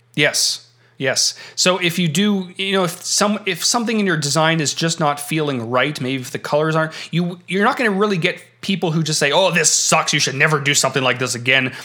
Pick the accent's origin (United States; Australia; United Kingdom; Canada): Canada; having been born and raised in Canada